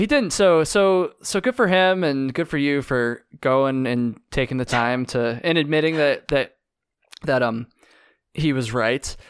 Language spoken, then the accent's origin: English; Vermont, United States; I'm from Vermont.